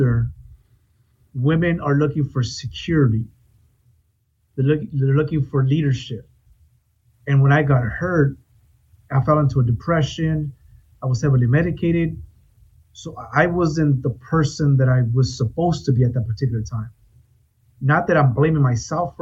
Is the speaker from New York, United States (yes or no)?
no; Oxnard, California, United States; I am from Oxnard, California